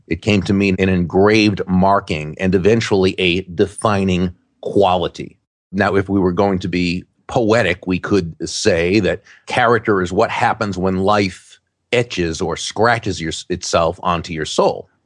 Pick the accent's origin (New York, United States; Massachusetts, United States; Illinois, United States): Massachusetts, United States; now in Florida, United States; when I grew up in Massachusetts